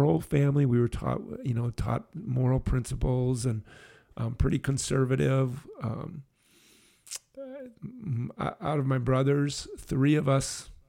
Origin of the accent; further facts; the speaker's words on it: Brookfield, Wisconsin, United States; Grew up in Brookfield, Wisconsin